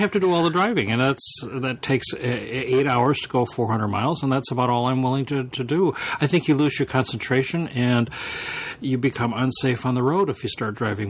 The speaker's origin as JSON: {"language": "English", "region": "Midwest", "country": "United States", "said": "because we're from the Midwest."}